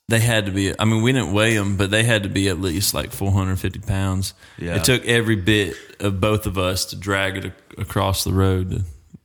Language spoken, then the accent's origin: English; Homestead, Florida, United States; now in Hermitage, United States; I grew up in a town called Homestead. Okay. My dad farmed my whole life, and we lived on the farm and whatnot. And it was right down the road from the Everglades.